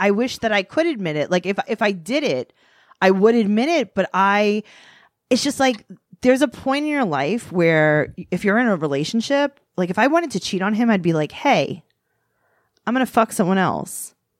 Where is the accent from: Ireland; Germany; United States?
United States; New York City, New York; I grew up in Queens.